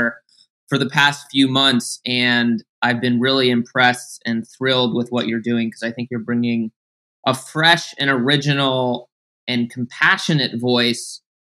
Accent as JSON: {"language": "English", "town": "New York City", "region": "New York", "country": "United States", "tie": "born or raised there", "said": "somebody who grew up in New York City, born and raised in Manhattan"}